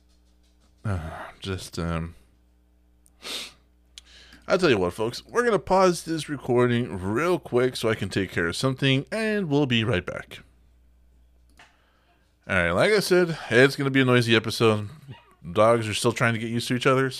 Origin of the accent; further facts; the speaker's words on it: Texas, United States; we're from Texas, but we're not from this part of Texas